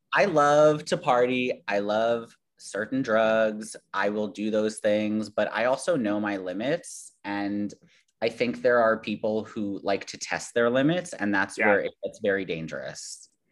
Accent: New York City, New York, United States; I grew up in Queens. This is like New York is my home

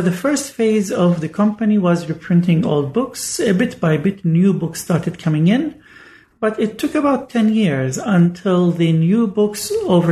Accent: Bethlehem, West Bank, Palestine; moved away as an adult; also born or lived in Oxford; I grew up in the Syriac church in Bethlehem

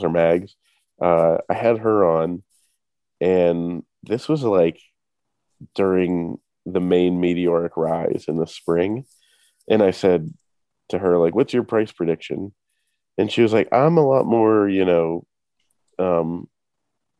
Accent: Pittsburgh, Pennsylvania, United States; what we say in Pittsburgh

